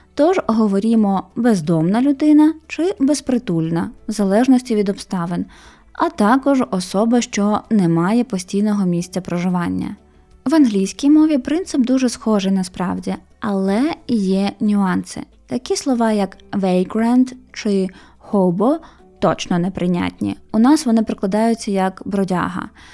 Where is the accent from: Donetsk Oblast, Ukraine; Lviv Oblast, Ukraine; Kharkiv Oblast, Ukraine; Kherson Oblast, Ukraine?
Donetsk Oblast, Ukraine; Mariupol; moved away as an adult; я з Маріуполя і що мій рідний дім залишився на окупованій території там.